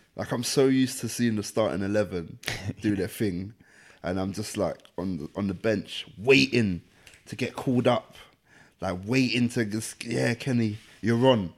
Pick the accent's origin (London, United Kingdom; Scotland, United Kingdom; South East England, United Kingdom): London, United Kingdom; the area I grew up in, Deptford, is ten minutes from there